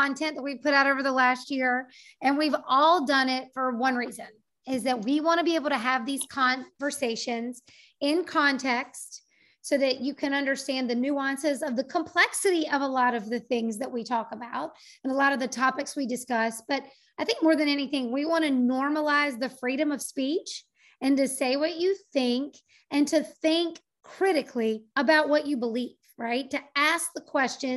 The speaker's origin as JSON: {"language": "English", "country": "United States", "said": "having lived 47 years as an American citizen on this earth"}